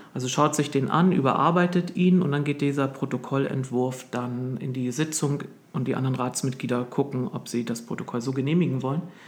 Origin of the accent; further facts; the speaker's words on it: East Germany, Germany; moved away; als Ostdeutscher